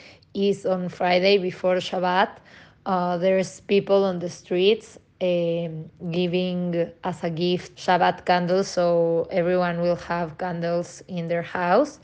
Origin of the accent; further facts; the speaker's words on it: Mexico City, Mexico; I'm from Mexico City